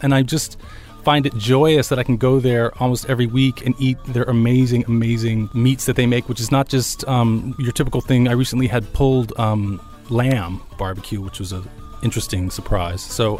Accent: Atlanta, Georgia, United States; now in Austin, United States; I'm from the South, from Atlanta, Georgia

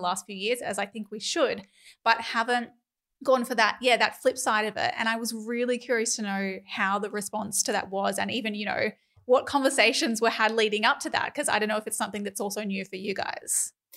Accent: Queensland, Australia; as a Queenslander

